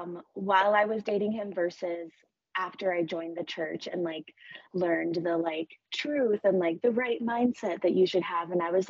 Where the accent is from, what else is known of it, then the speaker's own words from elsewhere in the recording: New Mexico, United States; I think like I grew up in New Mexico, so the culture there is just different.